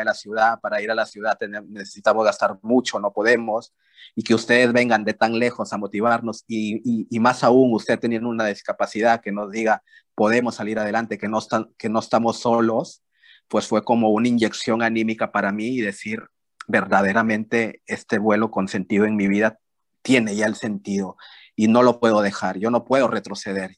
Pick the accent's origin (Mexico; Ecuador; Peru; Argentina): Peru; yo soy de Perú